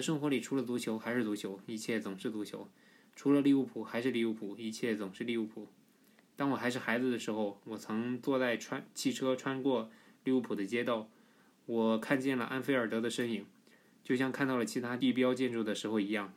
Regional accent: Shandong, China; accent: Shandong-accented Mandarin; 我是山东人

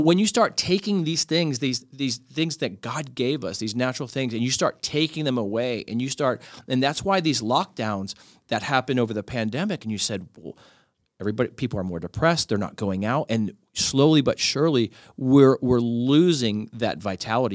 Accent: Miami, Florida, United States; I grew up in Miami

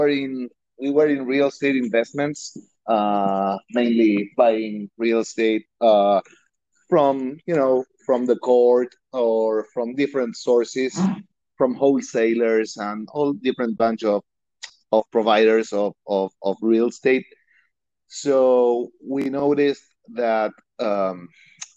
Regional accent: Argentina; English is a second language; moved away as an adult; now in Miami, United States; I'm originally from Argentina.

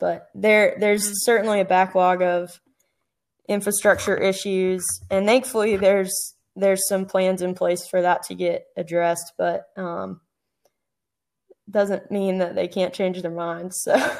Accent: Southeast, United States; I grew up in the Southeast and you can burn more or less any time.

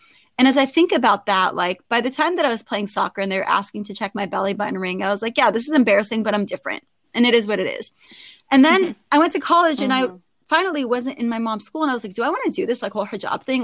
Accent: Southern California, United States; I was born in Southern California, as I noted, one of six as an Iraqi American. And I grew up with a very, very, very strong Muslim lead mother

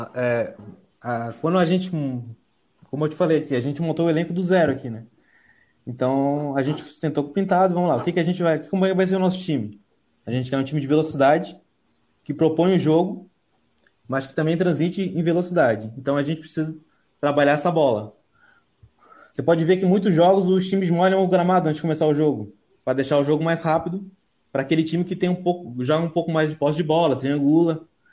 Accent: Santa Catarina, Brazil; como eu sou de Santa Catarina

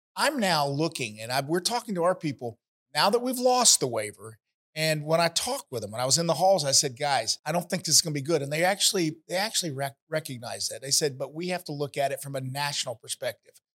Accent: Ocala, Florida, United States; my hometown, Ocala

